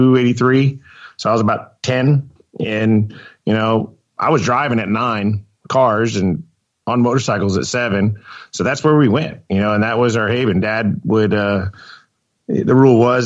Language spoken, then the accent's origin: English; Plano, Texas, United States; also born or lived in Houston, Texas; I grew up in Plano during the week.